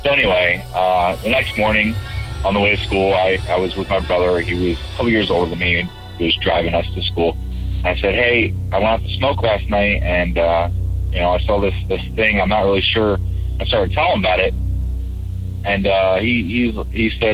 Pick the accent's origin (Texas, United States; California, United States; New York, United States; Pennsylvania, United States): Pennsylvania, United States; I'm from Pennsylvania